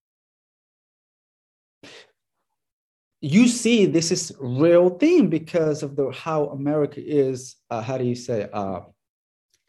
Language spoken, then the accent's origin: English; Somalia; moved away as an adult; now in United States; I grew up in Somalia so that's where I started playing.